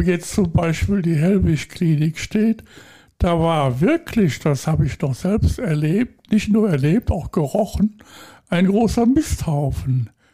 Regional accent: Rhineland, Germany; moved away as an adult; now in Bad Sassendorf, Germany; So als Rheinländer in Westfalen ist das Leben in Westfalen immer eine große Bürde.

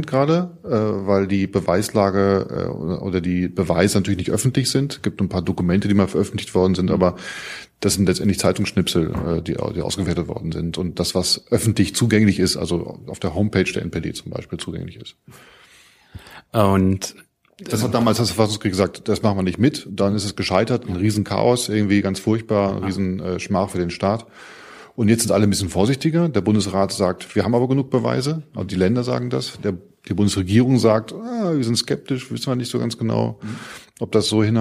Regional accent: Mecklenburg-Vorpommern, Germany; Mecklenburg auch, Mecklenburg meine Heimat.

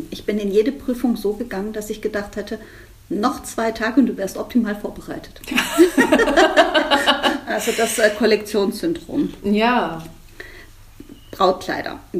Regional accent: Spain; ich glaube, als Spanierin darf man also gepflegte Mantilla tragen. Das ist bei uns jetzt weniger verbreitet im Alltag

